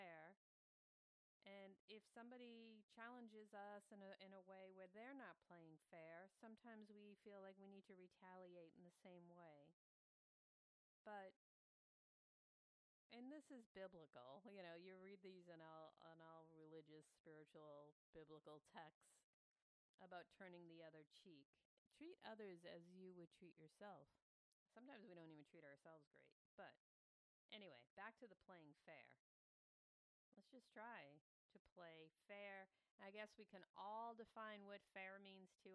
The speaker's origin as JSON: {"language": "English", "town": "Waltham", "region": "Massachusetts", "country": "United States", "tie": "born or raised there", "said": "my hometown of Waltham, Massachusetts"}